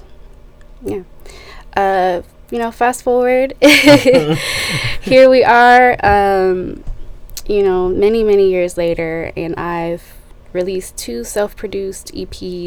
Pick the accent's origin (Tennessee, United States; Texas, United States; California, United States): Tennessee, United States; Nashville; also born or lived in Milwaukee, Wisconsin; I moved here when I was about 6 or 7. We picked Music City